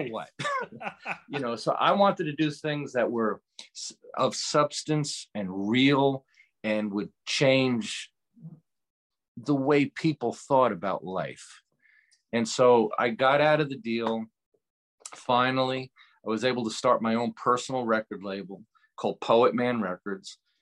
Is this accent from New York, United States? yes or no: yes; Beacon, New York, United States; moved away; I'm from New York originally